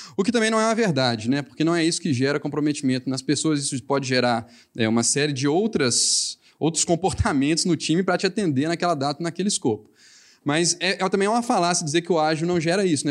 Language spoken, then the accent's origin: Portuguese; Minas Gerais, Brazil; accent: mineiro; meu sotaque mineiro